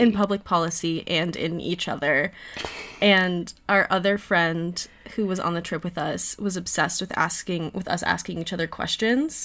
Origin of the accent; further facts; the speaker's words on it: Miami, Florida, United States; I'm also from Miami